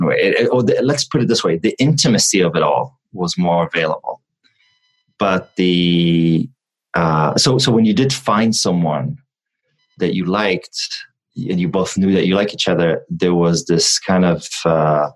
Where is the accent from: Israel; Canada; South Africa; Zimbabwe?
Israel; moved away as an adult; also born or lived in New York; now in California, United States; I was born and raised in Israel. I moved to first New York and then California when I was 18.